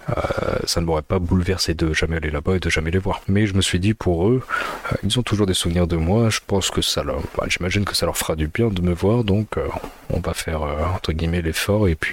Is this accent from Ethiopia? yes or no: yes; north, Ethiopia; born there; je suis né en Éthiopie, je suis 100% éthiopien, même si je suis un petit peu pâle, hein, c'est parce que je suis dans le nord